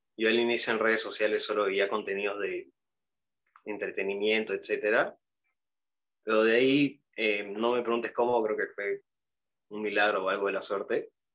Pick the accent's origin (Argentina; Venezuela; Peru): Peru; soy peruano